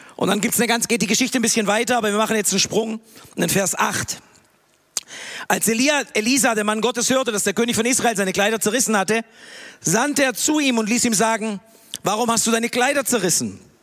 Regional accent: Tübingen, Baden-Württemberg, Germany; moved away as an adult; now in Peru; Ich bin hier in Tübingen aufgewachsen

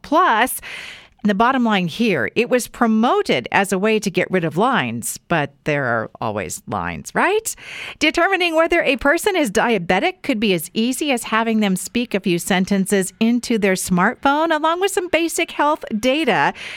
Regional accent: Weiser, Idaho, United States; a kiddo growing up in Weezer

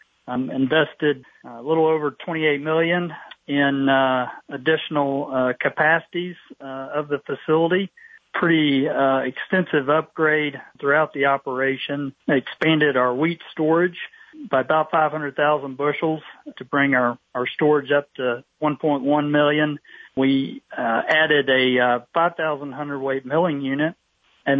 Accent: East Tennessee, United States; moved away as an adult; now in Statesville, United States; I grew up in East Tennessee

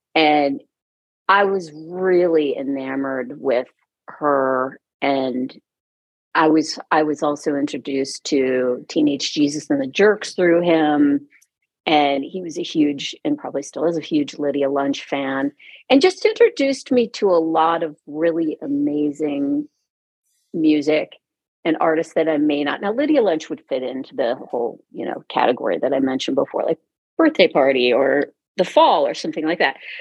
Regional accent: Cincinnati, Ohio, United States; moved away as an adult; also born or lived in Minneapolis / San Francisco; I was born in Cincinnati and I lived there till I was 18

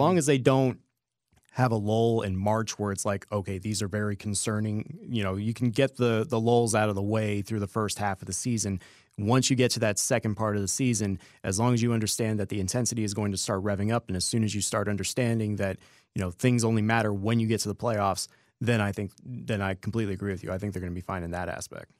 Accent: Las Vegas, Nevada, United States; I'm still born and raised Las Vegas.

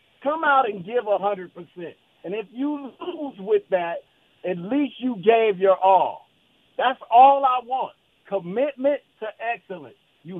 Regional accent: Chicago, Illinois, United States; now in Oakland, United States; I was born and raised in Chicago, and I moved to Oakland.

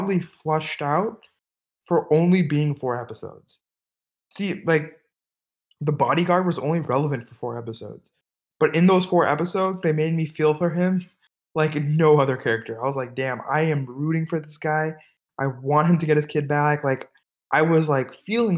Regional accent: California, United States; I'm from America. I'm personally specifically, I'm from California

